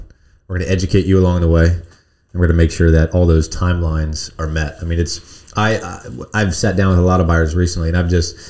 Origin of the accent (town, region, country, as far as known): United States; born or raised there